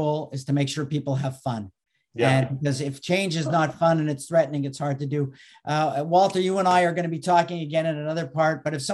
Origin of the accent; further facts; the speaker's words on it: Canada; moved away as an adult; I'm originally from Canada.